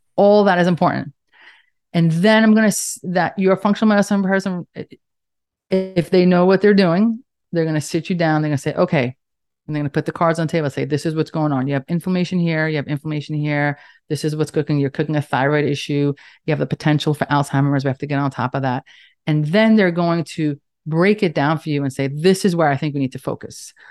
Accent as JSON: {"language": "English", "town": "New York City", "region": "New York", "country": "United States", "accent": "Staten Island, New York", "said": "I'm in, in case you couldn't tell by my accent, Staten Island, New York."}